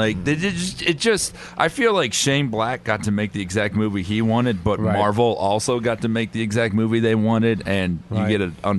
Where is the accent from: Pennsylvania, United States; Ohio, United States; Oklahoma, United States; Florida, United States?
Florida, United States; Miami; in my hometown, Miami.